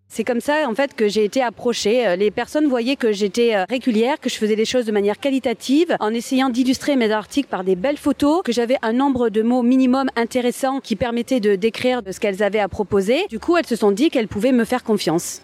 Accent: Marseille, Provence-Alpes-Côte d'Azur, France; je viens de Marseille

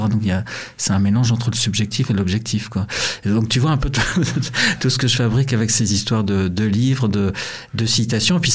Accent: Montreal, Quebec, Canada; born there; au Canada là où je suis né à Montréal

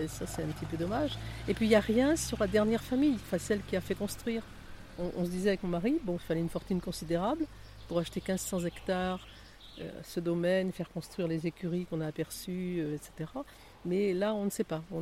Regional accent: Nouvelle-Aquitaine, France; j'aime bien visiter ce qu'il y a dans la Vienne, puisqu'on est de la Vienne, voir ce qu'il y a quand même près de chez nous.

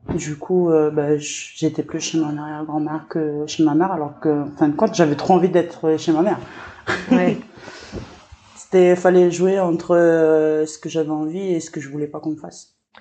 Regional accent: Lifou, Loyalty Islands Province, New Caledonia; je suis originaire de l'île

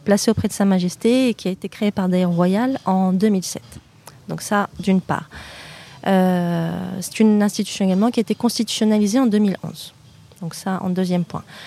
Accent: Normandy, France; moved away as an adult; now in Morocco; je suis née en France, en Normandie plus précisément. Euh, comme euh, mon, camarade Molenbeek, je n'ai jamais déménagé de ma petite Normandie

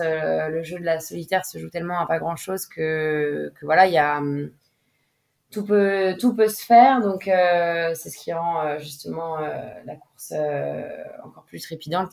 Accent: Bay of Morlaix, Brittany, France; je suis originaire de la baie de Morlaix. c'est là où j'ai commencé à naviguer en optimisme

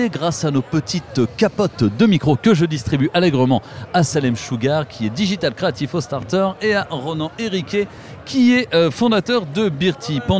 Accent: Limoges, Nouvelle-Aquitaine, France; moved away as an adult; now in Toulouse, France

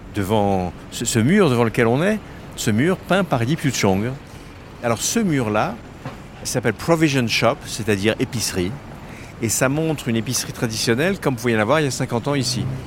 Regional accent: France; moved away as an adult; now in Singapore; je suis français, mais à Singapour depuis 27 ans

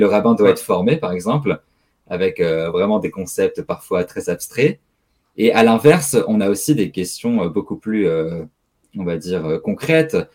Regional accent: Strasbourg, Grand Est, France; je suis né à Strasbourg, j'ai grandi à Strasbourg

